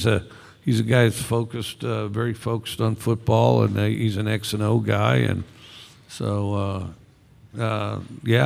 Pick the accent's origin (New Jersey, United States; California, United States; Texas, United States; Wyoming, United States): Wyoming, United States; Cody; moved away; where I grew up in Cody, Wyoming